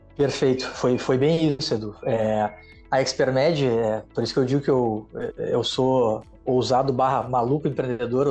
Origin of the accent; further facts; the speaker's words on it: Rio Grande do Sul, Brazil; now in Rio de Janeiro, Brazil; Eu sou gaúcho